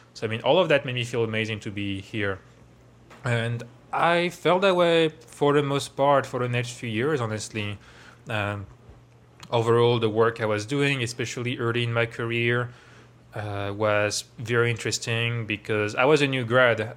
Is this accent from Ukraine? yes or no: no; Versailles, Île-de-France, France; moved away as an adult; now in Bay Area, United States; I grew up around Paris, um, in Versailles